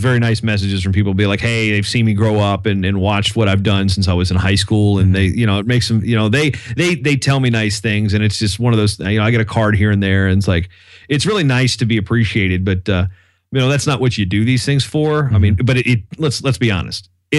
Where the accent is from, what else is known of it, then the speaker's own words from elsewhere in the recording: Virginia, United States; my hometown paper back in Virginia, they ran a story on me about it